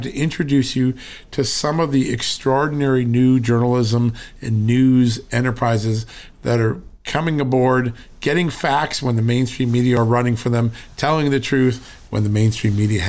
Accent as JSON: {"language": "English", "region": "Connecticut", "country": "United States", "tie": "born or raised there", "moved": "yes", "lives_now": "Virginia, United States", "said": "the state I grew up in, Connecticut"}